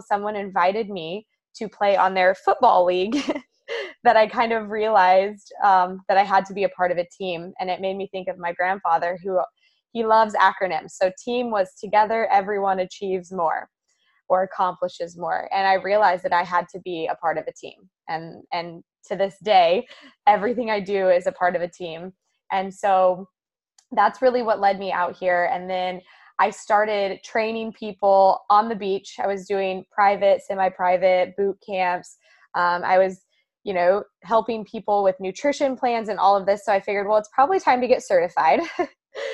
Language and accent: English; Kansas, United States; moved away as an adult; now in California, United States; I'm from Kansas